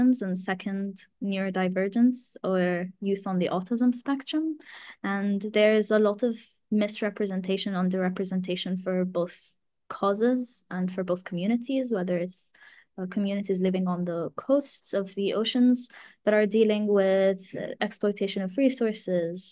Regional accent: Abu Dhabi, United Arab Emirates; also born or lived in Glasgow; now in Egypt; I'm Egyptian, but was born and raised in the United Arab Emirates, specifically in Abu Dhabi.

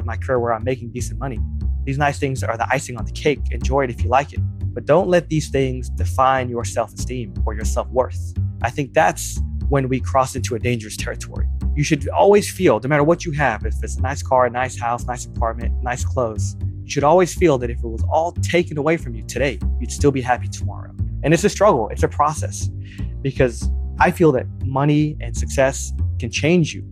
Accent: Texas, United States; also born or lived in New Jersey; so we grew up in New Jersey, very modest, and then came to Texas when I was in elementary school.

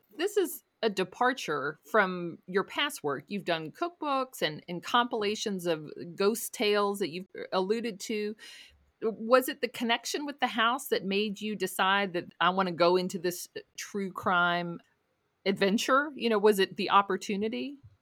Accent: Louisville, Kentucky, United States; I've lived here my whole life

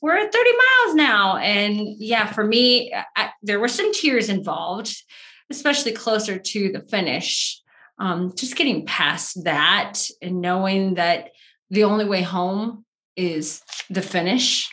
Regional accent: Wheat Ridge, Colorado, United States; from Colorado, originally from the Wheat Ridge area

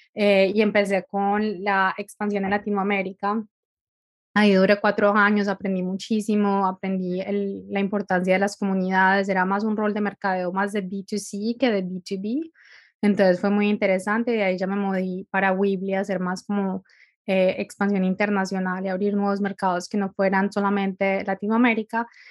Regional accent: Medellín, Antioquia, Colombia; moved away as an adult; also born or lived in California; now in Dublin, Ireland; soy colombiana de Medellín, pero llevo viviendo afuera bastante tiempo

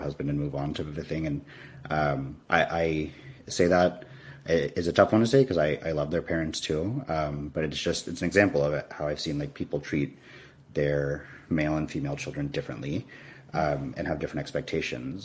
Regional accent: United States; I identify as Indian American

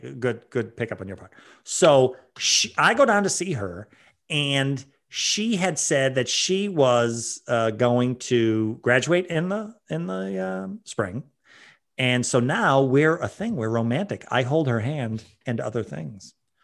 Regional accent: Ireland; as an Irishman, the emotional pain of seeing that much disrespect shown to a potato

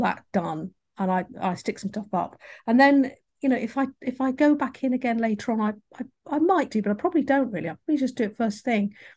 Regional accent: England, United Kingdom; accent: English; my English accent

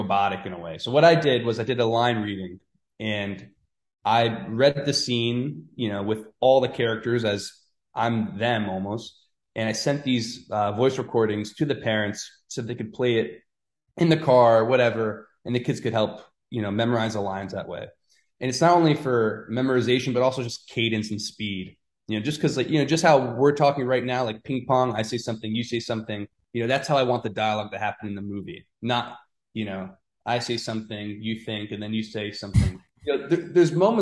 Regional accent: Norwalk, Connecticut, United States; also born or lived in New York; when I was a kid, when I was growing up in Norwalk

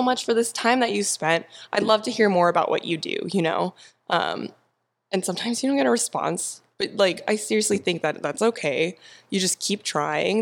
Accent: Temecula, California, United States; moved away as an adult; now in San Diego, United States; I grew up in Temecula, but I've been in San Diego for ten years

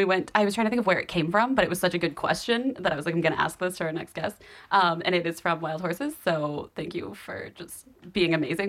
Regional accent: North Florida, United States; also born or lived in Ohio; now in New York, United States; I didn't like living in Florida, but I didn't live in South Florida. I lived in the part that's basically South Georgia. It's like very southern, more horses than people, a lot of cattle.

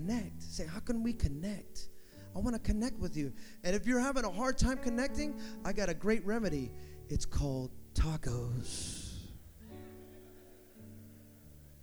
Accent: the Bay Area, California, United States; I'm from the Bay

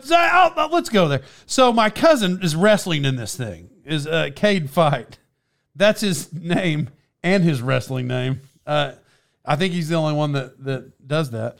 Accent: Cherokee Nation, Oklahoma, United States; I'm from around there and I'm Indian

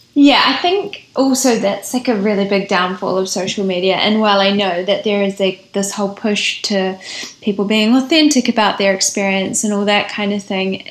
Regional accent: New Zealand; we are all from New Zealand

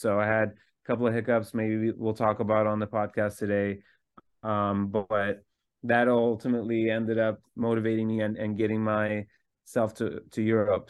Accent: Istanbul, Turkey; I was born in Istanbul, Turkey

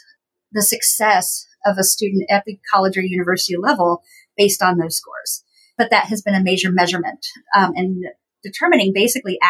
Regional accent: Appalachian Ohio, United States; I grew up in Appalachian, Ohio. So if anybody is familiar with that area, down in southeastern Ohio where I grew up

